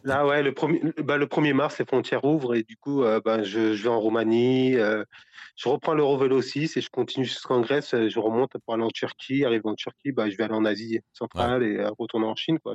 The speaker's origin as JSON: {"language": "French", "area": "Paris region", "region": "Île-de-France", "country": "France", "also_born_or_lived": "Brittany", "moved": "yes", "said": "je suis de, la région parisienne, mais on a, ça fait une dizaine d'années qu'on est en Bretagne"}